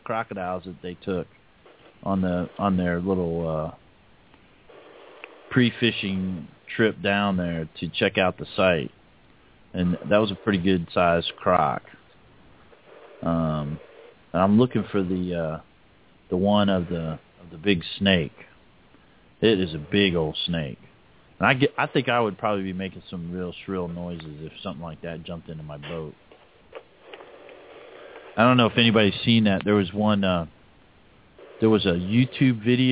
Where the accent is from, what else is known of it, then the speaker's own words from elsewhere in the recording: Hialeah, Florida, United States; I was born in Hialeah, so I've been down in the Keys and everything